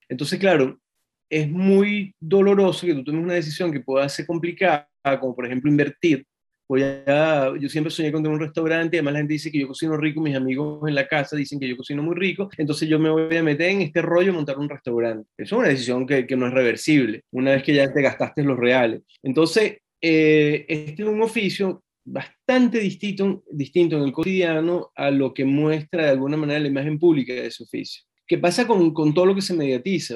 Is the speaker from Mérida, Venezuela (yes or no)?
yes; Mérida, Venezuela; moved away as an adult; also born or lived in Caracas, Venezuela; now in Santiago, Chile; yo crecí en Mérida